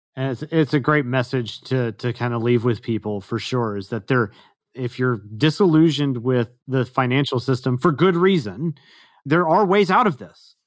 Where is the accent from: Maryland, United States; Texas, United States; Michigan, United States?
Texas, United States; moved away; I am originally a Texan